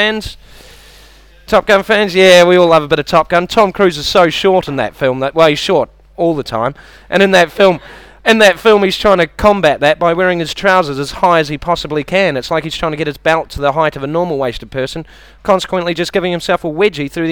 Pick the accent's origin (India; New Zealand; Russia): New Zealand; moved away; I've got a bit of an accent. I'm from New Zealand